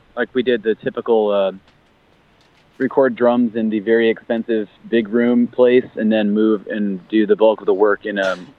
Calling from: Buffalo, New York, United States; Buffalo, New York.

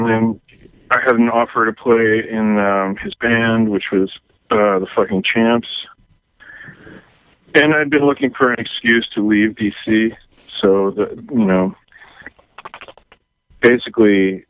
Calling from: Oakland, California, United States; I'm calling from Oakland, California.

